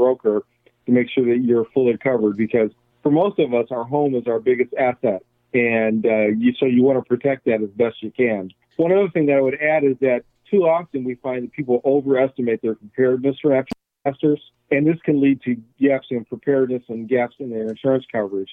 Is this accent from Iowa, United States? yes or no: yes; Iowa, United States; I'm from Iowa